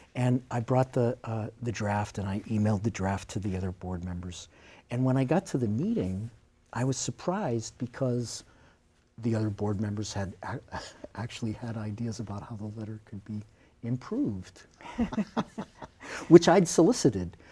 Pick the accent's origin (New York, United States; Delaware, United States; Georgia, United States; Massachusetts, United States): Massachusetts, United States; Beverly; moved away as an adult; now in Gloucester, United States; I grew up in Beverly